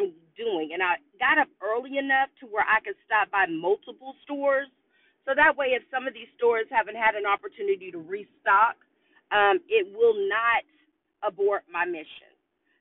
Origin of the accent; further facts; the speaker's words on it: Austin, Texas, United States; I live in Austin, Texas, and I was born and raised in Austin, Texas